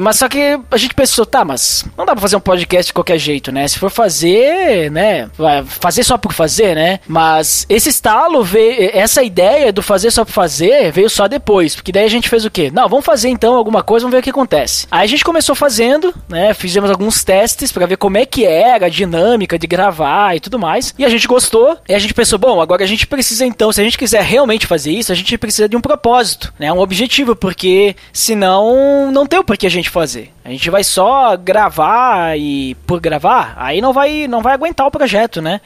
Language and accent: Portuguese; Bento Gonçalves, Rio Grande do Sul, Brazil; eu sou do Rio Grande do Sul, né, é, sou de Bento Gonçalves, Serra Gaúcha